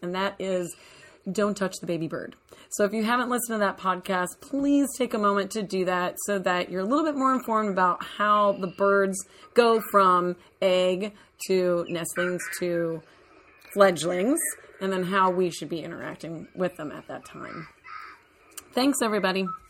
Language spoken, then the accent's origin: English; Central Texas, United States; moved away; I grew up in Texas, and when we would go into the West Texas area for vacation, because I was more in Central Texas